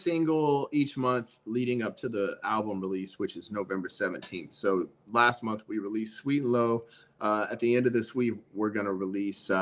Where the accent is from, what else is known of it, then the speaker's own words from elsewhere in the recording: the South, United States; I'm from the South